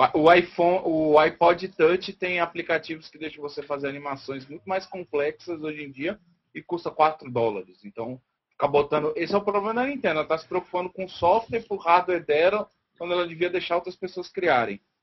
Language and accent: Portuguese; Brazil